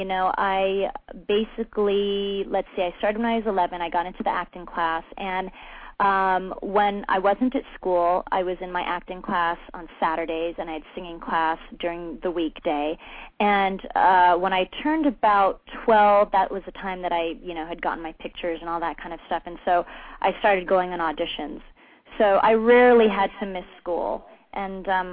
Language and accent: English; Los Angeles, California, United States; born and raised in California, in Los Angeles, a true Valley girl.